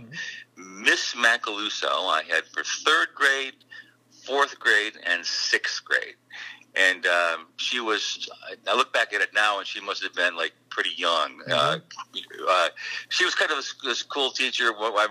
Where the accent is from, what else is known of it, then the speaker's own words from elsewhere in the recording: Syracuse, New York, United States; I was born in Syracuse, New York